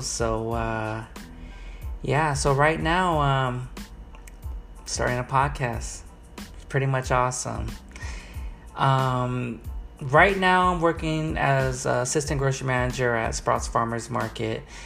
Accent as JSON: {"language": "English", "town": "Los Angeles", "region": "California", "country": "United States", "tie": "born or raised there", "also_born_or_lived": "Long Beach, California", "said": "I was born in Long Beach. Um, then uh, I used to live in Wilmington on uh, uh, on in Wilmington on Blend and Ruby Dock Street"}